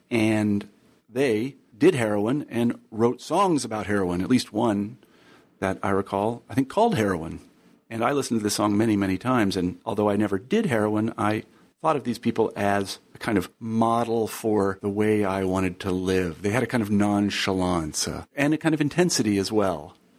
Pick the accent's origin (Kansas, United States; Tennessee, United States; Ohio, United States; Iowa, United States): Kansas, United States; Wichita; I grew up in Wichita, Kansas, where people think it's, it's entirely homogenous